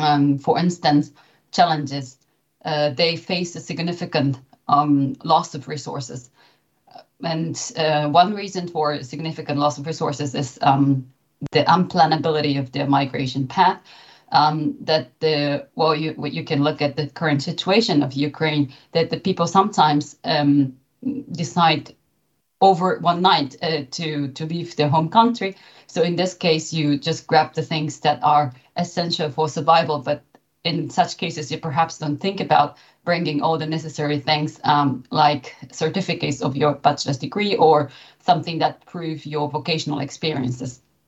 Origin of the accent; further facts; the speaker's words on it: Japan; now in Germany; So I came from Japan, and I've been living in Germany for nearly 15 years.